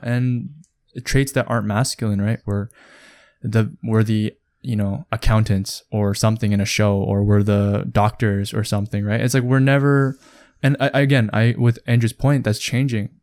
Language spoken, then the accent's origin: English; Canada; we're growing up in Canada even, um, as a Korean, as a Korean person